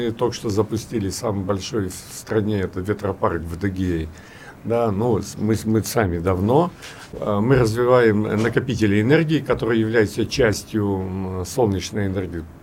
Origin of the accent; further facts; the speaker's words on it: Anadyr, Chukotka Autonomous Okrug, Russia; я же из Чукотки, я родился в Анадре, да, и нас возили э, в Белибино – и там было единственное место на Чукотке, где был белый снег.